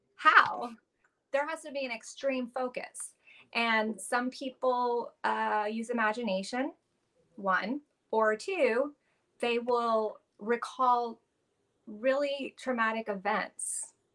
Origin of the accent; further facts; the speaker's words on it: Los Angeles, California, United States; I grew up in Los Angeles um, to a musician father and a, a, a hippie mom